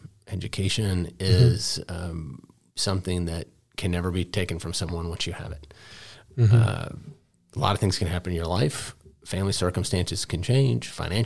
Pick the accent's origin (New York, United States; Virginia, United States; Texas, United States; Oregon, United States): Texas, United States; Dallas; I'm a product of both public and private schools. I grew up in Dallas. I went to public school through eighth grade.